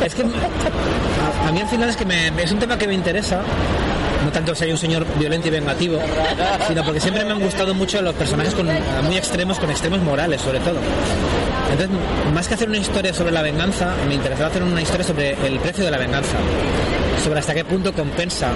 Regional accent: Spain; first language Spanish; Yo me considero autor español y, es mi lengua

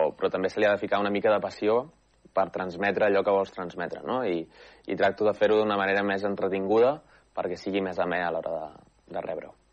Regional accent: Manresa, Catalonia, Spain; Soc manresà, vaig néixer a Manresa i he viscut tota la vida a Manresa.

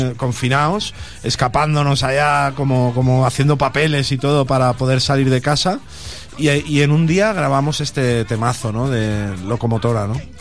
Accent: Sant Feliu de Guíxols, Catalonia, Spain; vino a mi pueblo, a San Felipe de Guisos

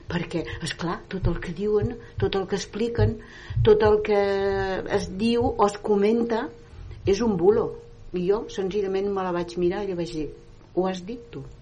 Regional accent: Granada, Andalusia, Spain; Catalan is a second language; now in Terrassa, Spain; a la plaça del meu poble... A Granada, eh? Sí, és un poblet molt petit

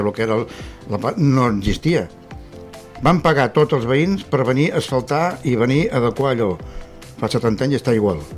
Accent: Vilanova i la Geltrú, Catalonia, Spain; jo sóc de Vilanova, tinc un pis allà baix, de fa molts anys

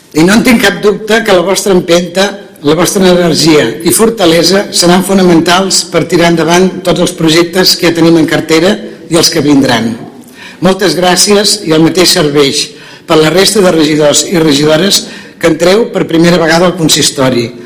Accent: Covelles, Catalonia, Spain; m'investia alcaldessa del meu poble on vaig néixer, on hi he crescut

